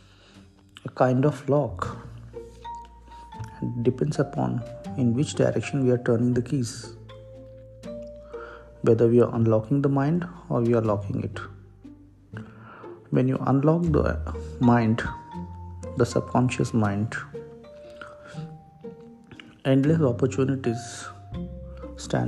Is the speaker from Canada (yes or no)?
no; India; I am an Indian